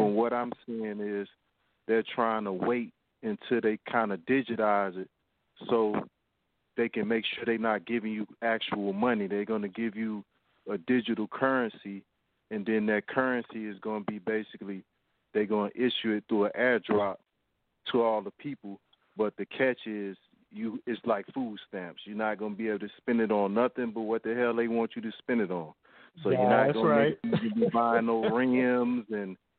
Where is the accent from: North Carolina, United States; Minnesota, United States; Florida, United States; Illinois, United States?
North Carolina, United States; I'm from North Carolina. I'm actually probably like 10 to 15 minutes from the place that you said, Kannapolis, North Carolina.